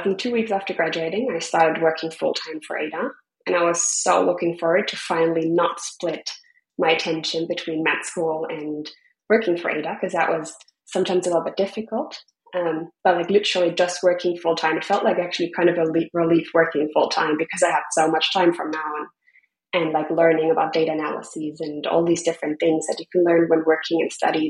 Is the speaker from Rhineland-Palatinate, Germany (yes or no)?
no; Freiburg, Baden-Württemberg, Germany; moved away as an adult; also born or lived in Berlin; now in Bali, Indonesia; my hometown in Freiburg